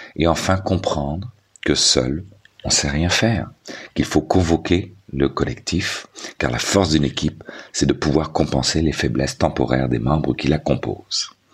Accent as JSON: {"language": "French", "region": "Quebec", "country": "Canada", "said": "chez nous, au Québec"}